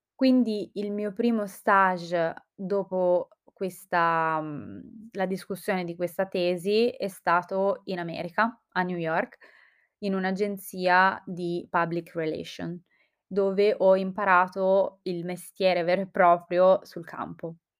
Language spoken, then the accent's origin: Italian; Calabria, Italy; moved away as an adult; also born or lived in Milan; io sono calabrese e ho fatto il liceo e tutte le scuole giù in Calabria. Dopodiché mi sono trasferita a Milano